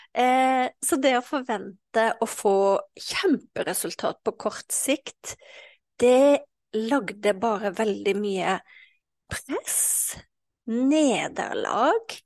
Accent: Western Norway, Norway; jeg vokste jo opp eh, eh, på Vestlandet

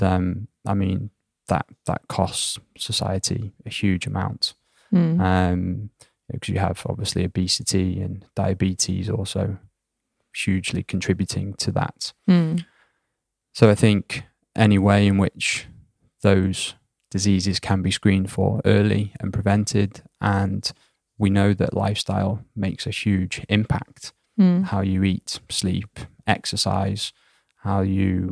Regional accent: United Kingdom; born or raised there; moved away as an adult; now in Sweden

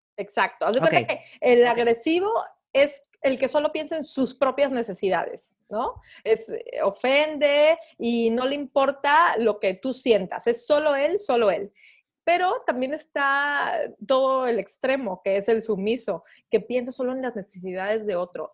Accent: Veracruz, Mexico; como buena jarocha

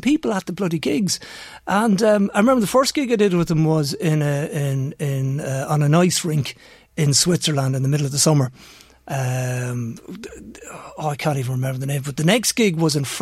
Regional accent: Navan, County Meath, Ireland; I'm from Navan

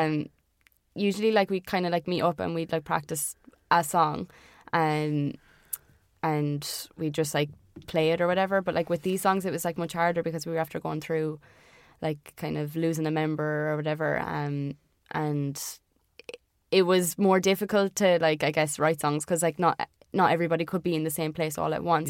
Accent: Ireland; accent: Irish; for being Irish

